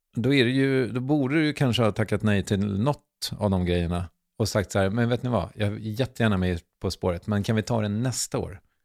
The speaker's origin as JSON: {"language": "Swedish", "town": "Strängnäs", "region": "Södermanland", "country": "Sweden", "accent": "stockholmsk", "said": "Jag är från Strängnäs"}